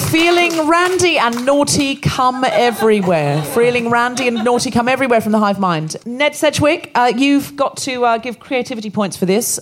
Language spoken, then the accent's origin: English; Australia; moved away; I was born and raised in Australia